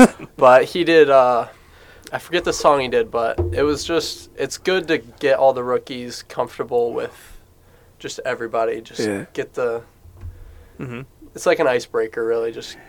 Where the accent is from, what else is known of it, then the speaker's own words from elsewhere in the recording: Traverse City area, Michigan, United States; also born or lived in Phoenix, Arizona; I lived here my whole life before